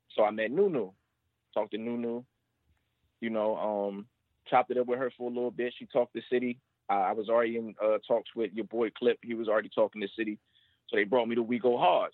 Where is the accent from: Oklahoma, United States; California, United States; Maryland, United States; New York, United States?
Maryland, United States; I'm from Maryland, but you know, uh, Richmond